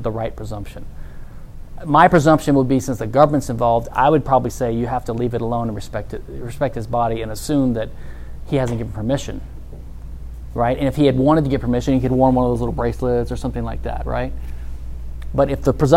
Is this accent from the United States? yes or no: yes; Louisiana, United States; I'm from Louisiana